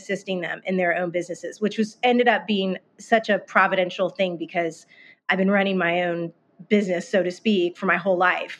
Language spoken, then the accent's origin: English; Northern Virginia, United States; moved away as an adult; now in Nashville, United States; I grew up in Northern Virginia